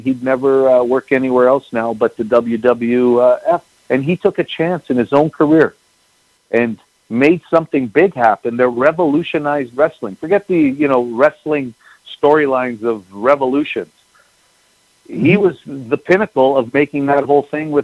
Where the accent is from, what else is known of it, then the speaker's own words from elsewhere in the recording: Winnipeg, Manitoba, Canada; I grew up in Winnipeg, I spent my entire life here.